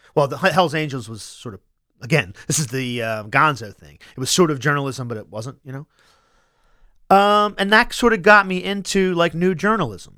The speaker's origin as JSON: {"language": "English", "town": "Wilmington", "region": "Delaware", "country": "United States", "tie": "born or raised there", "said": "I was born in a hospital that's no longer there. It was like, I think it was called Wilmington General"}